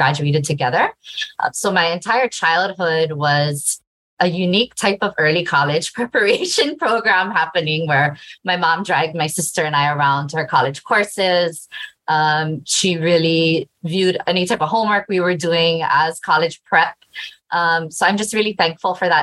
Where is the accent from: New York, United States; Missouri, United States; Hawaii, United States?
Hawaii, United States; Hilo; I was born and raised in Hilo, Hawaii